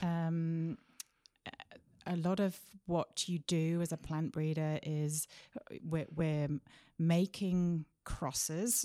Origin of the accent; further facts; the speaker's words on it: Sheffield, Yorkshire and the Humber, United Kingdom; moved away as an adult; also born or lived in Leeds; now in Wenatchee, United States; I grew up in a city called Sheffield, which is slap bang in the middle of England.